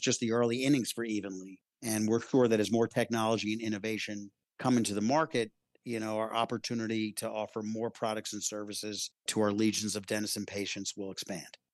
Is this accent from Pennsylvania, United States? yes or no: yes; Philadelphia, Pennsylvania, United States; I grew up in Philadelphia in a middle class family